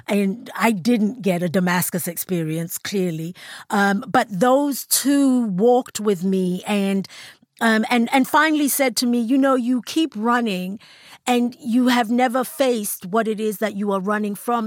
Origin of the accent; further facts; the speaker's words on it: South Africa; as a South African